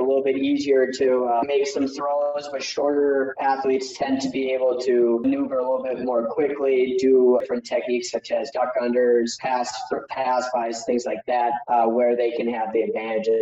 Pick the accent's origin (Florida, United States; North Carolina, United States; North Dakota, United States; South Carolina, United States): North Dakota, United States; Fargo; I'm from Fargo, North Dakota, small town in North Dakota. Actually, it's the biggest town in North Dakota, but still very small.